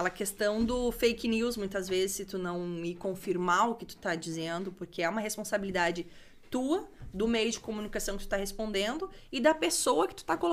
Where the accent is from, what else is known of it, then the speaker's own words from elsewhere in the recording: Parobé, Rio Grande do Sul, Brazil; Sou de Parobé.